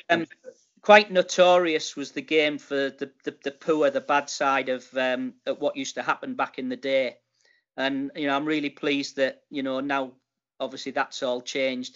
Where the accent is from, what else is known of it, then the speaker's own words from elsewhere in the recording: Middlesbrough, North East England, United Kingdom; also born or lived in Dubai; now in York, United Kingdom; I, was born and bred in Middlesbrough